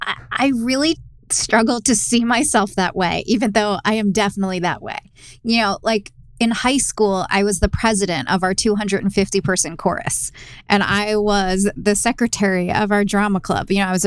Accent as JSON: {"language": "English", "town": "Fort Washington", "region": "Pennsylvania", "country": "United States", "tie": "born or raised there", "moved": "as an adult", "lives_now": "Los Angeles, United States", "said": "I grew up in a suburb outside of Philly. So I'm from the East Coast, from just a normal, small, suburban town, I guess you could say. Yeah, outside of Philly."}